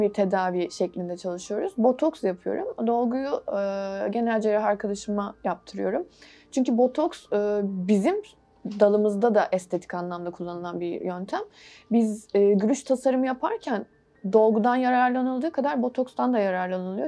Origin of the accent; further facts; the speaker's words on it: Istanbul, Turkey; 1980'de İstanbul doğumluyum.